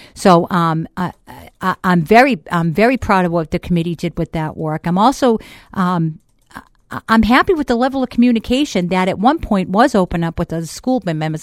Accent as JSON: {"language": "English", "town": "Boston", "region": "Massachusetts", "country": "United States", "accent": "Boston", "moved": "as an adult", "lives_now": "Manchester, United States", "said": "I'm originally from Boston."}